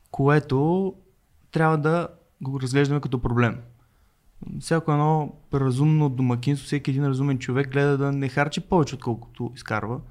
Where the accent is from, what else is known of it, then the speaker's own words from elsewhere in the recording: Burgas, Burgas Province, Bulgaria; Аз съм от Бургас